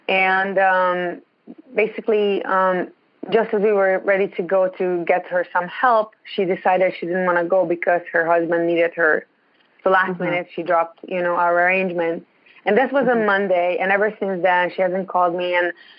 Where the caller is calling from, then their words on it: Ontario, Canada; I'm calling from Ontario. It's really, really cold.